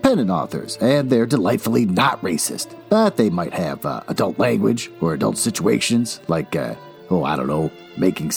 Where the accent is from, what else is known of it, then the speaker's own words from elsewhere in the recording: Minnesota, United States; my home state, Minnesota.